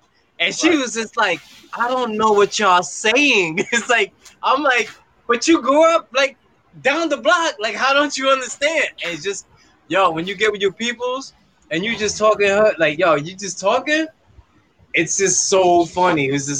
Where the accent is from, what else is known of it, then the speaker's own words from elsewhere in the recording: New York, United States; This is, I came from New York, so I speak hood.